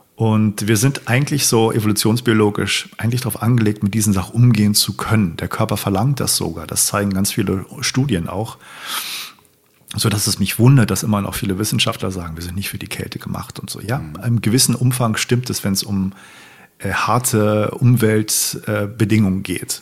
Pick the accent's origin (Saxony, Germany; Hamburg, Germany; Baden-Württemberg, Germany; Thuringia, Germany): Hamburg, Germany; ich bin in Hamburg aufgewachsen.